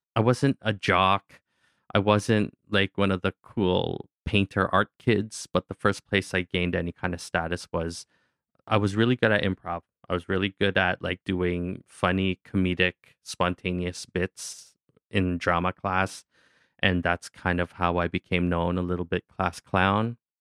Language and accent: English; Kingston, Ontario, Canada; also born or lived in Newfoundland; growing up in Kingston, a, a lot of the ways that the Filipino parents wanted their kids to feel connected to their culture is we all had to do Filipino folk dancing